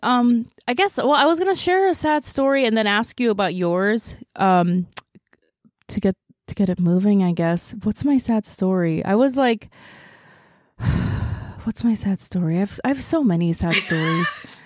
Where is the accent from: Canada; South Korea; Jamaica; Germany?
South Korea; moved away; I grew up in Korea